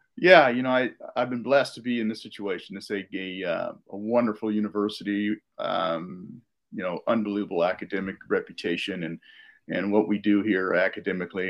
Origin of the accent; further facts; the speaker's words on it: Davis, California, United States; I grew up in California, outside of Sacramento, and in, in, Davis